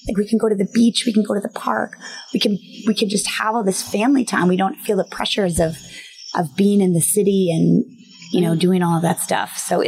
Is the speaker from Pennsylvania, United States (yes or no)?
no; Virginia, United States; also born or lived in Germany / Missouri / Manhattan; So I'm not from here either. I grew up in Virginia and in Germany, and then I went to Missouri, and then I lived in Manhattan for the longest of anything outside of New Jersey as an adult.